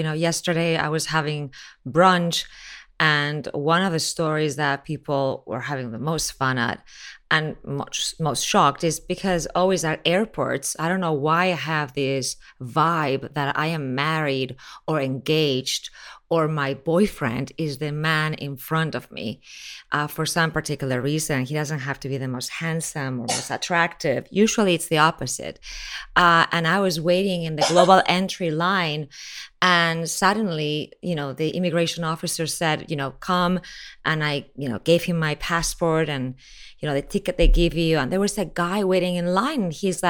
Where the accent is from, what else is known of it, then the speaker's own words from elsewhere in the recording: Miami, Florida, United States; also born or lived in Spain / Mexico; I mean, I was born in Spain, I was raised in Miami, lived in Mexico, then went back to Mexico